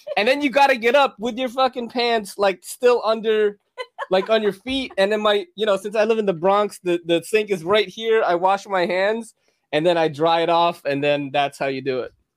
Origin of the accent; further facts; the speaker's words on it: Philippines; moved away; I come from a third world country. I was born in the Philippines